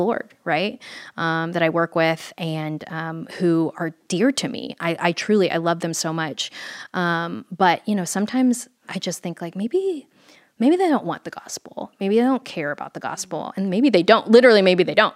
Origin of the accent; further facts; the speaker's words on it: Fort Worth, Texas, United States; I grew up in Fort Worth, Texas